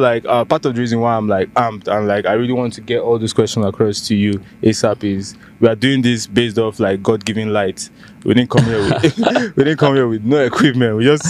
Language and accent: English; Nigeria; accent: Nigerian; my Nigerian accent.